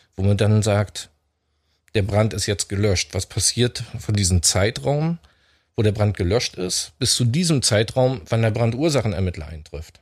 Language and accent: German; Stralsund, Mecklenburg-Vorpommern, Germany; komme aus Stralsund, auch gebürtig aus Stralsund